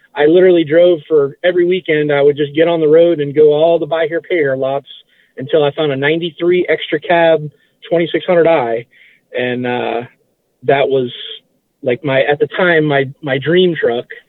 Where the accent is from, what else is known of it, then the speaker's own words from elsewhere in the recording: West Palm Beach, Florida, United States; also born or lived in Massachusetts; I've lived in, in, uh, West Palm Beach, you know, Palm Beach County my, my whole life.